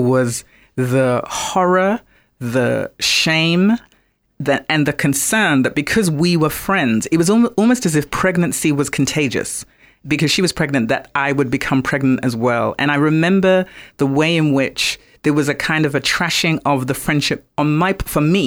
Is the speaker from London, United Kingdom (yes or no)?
yes; London, United Kingdom; also born or lived in Accra, Ghana; I was born in London and then as a very, very young girl was in Accra, Ghana for a period of time and then back in London where I was raised